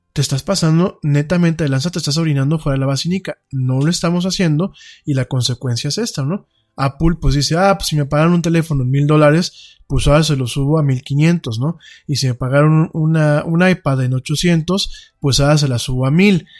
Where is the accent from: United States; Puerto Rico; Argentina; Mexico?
Mexico; como mexicano